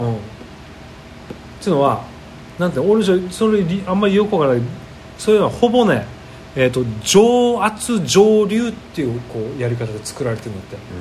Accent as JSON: {"language": "Japanese", "region": "Okinawa", "country": "Japan", "tie": "born or raised there", "said": "うちの地元には、あの、沖縄最古の蔵元があるでしょ"}